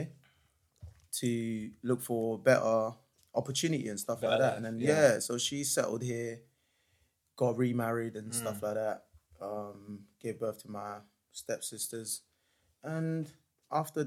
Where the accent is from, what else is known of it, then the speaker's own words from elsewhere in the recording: United Kingdom; I was brought up here